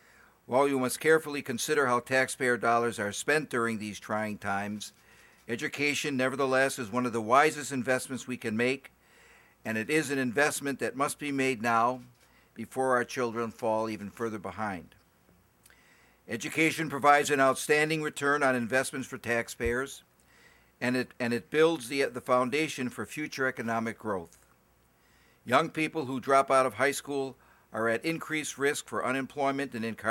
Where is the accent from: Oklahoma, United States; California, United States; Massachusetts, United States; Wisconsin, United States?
Wisconsin, United States; For example, in my home state of Wisconsin, we have a relatively high graduation rate